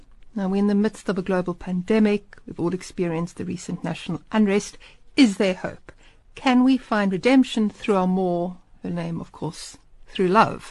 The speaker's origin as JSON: {"language": "English", "town": "Pretoria", "region": "Gauteng", "country": "South Africa", "tie": "born or raised there", "said": "I was born in Pretoria in 1969 at the HF of Wout Hospital."}